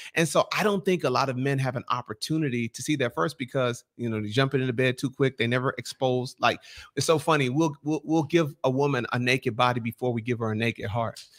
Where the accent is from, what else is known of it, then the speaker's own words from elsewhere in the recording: Nigeria; Bro, I'm a Nigerian.